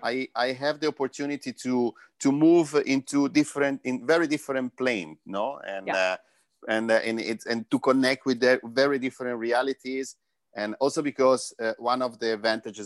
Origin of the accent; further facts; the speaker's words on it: Florence, Tuscany, Italy; moved away; I'm from Florence